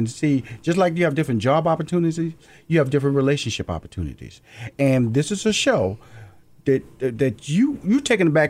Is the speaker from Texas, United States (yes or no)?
yes; Houston, Texas, United States; I come from Fifth Ward, Texas. Okay. Typically, you know, I'm supposed to be just a guy who doesn't make it.